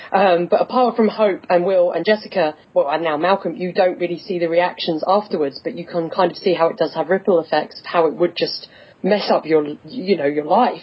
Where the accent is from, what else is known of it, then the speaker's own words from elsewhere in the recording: England, United Kingdom; accent: English; I'm in England. I'm from the town. I, I'm working in the town I was born in that everyone has this accent